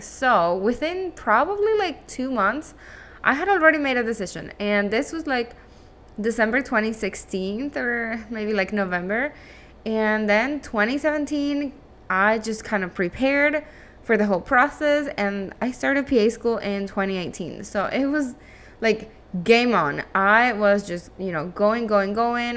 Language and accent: English; Caracas, Capital District, Venezuela; first language Spanish; English is a second language; moved away as an adult; also born or lived in Miami, United States; now in United States; I am originally from Venezuela. I was born and raised in Caracas, and that means my native language is actually Spanish, and English is my second language.